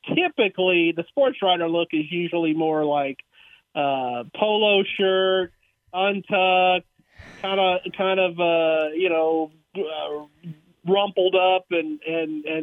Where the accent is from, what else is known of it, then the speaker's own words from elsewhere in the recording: Brenham, Texas, United States; growing up in Brenham, you know, I mean, I was just down the road.